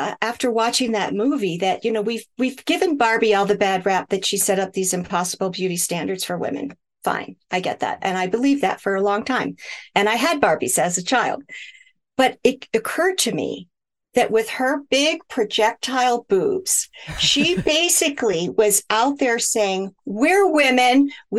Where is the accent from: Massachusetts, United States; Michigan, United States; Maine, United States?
Michigan, United States; also born or lived in Hawaii, United States; And that actually started because I grew up in Michigan, and in the winters, my skin would crack and bleed